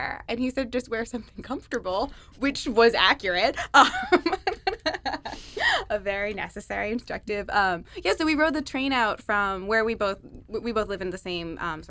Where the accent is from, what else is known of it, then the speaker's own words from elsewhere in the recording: New Jersey, United States; I grew up in New Jersey.